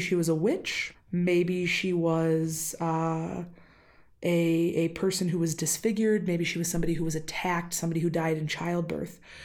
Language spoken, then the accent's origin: English; Wisconsin, United States; accent: Wisconsin; my Wisconsin accent has been creeping out this week.